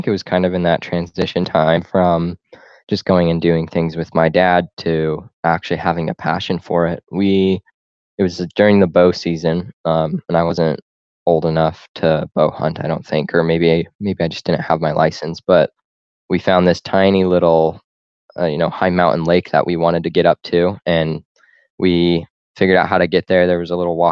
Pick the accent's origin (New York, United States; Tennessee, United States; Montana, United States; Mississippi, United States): Montana, United States; Corvallis; also born or lived in Utah; there's a place called Corvallis, not Corvallis, Oregon, like most people confuse it, but it's just a tiny little podunk town, and that's where I grew up